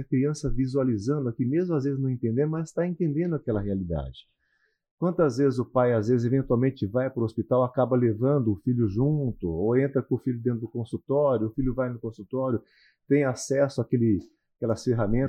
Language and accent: Portuguese; Cornélio Procópio, Paraná, Brazil; moved away; eu sou do interior do Paraná, sou de uma cidade chamada Cornélio Procópio. É uma cidade que hoje deve ter aproximadamente 50, 60 mil habitantes mas na minha época, na minha infância